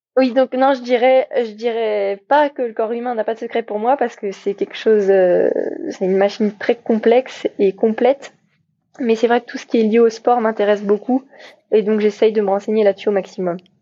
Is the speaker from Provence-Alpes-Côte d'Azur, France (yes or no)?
no; Paimpol, Brittany, France; also born or lived in United States; now in Brest, France; je suis bretonne et fière de l'être. Euh, je suis née à Paimpol